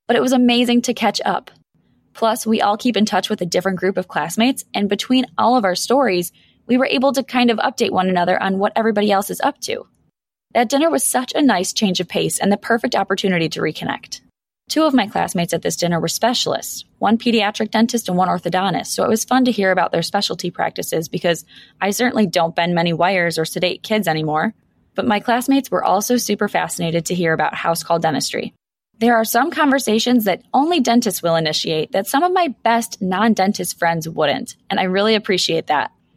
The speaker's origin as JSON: {"language": "English", "town": "Buffalo", "region": "New York", "country": "United States", "tie": "born or raised there", "said": "I'm born and raised in Buffalo, and I still practice here"}